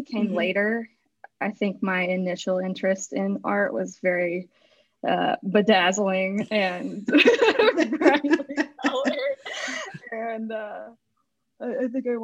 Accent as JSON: {"language": "English", "town": "Chattanooga", "region": "Tennessee", "country": "United States", "tie": "born or raised there", "said": "I grew up in Chattanooga, Tennessee"}